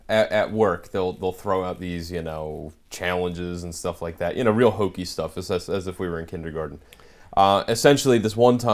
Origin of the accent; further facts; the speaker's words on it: Philadelphia, Pennsylvania, United States; I'm actually Philly.